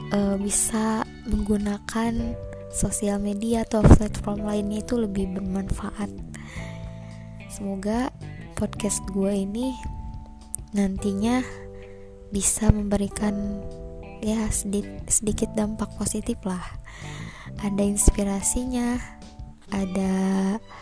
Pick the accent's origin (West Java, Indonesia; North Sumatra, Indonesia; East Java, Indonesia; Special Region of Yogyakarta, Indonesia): West Java, Indonesia; Bogor; now in Lampung, Indonesia; gue lahir di Bogor 25 April 1999